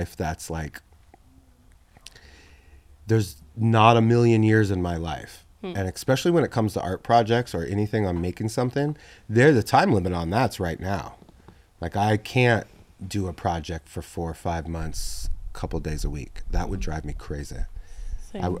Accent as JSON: {"language": "English", "region": "the South", "country": "United States", "moved": "yes", "lives_now": "New York, United States", "said": "I'm from the South"}